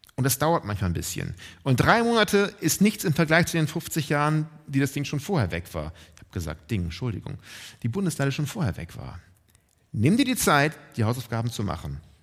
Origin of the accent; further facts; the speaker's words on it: Northern Germany, Germany; als Deutsche oder Norddeutsche